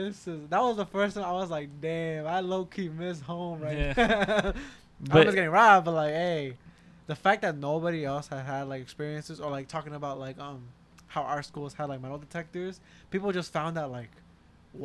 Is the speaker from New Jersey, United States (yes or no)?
yes; Newark, New Jersey, United States; We're from Newark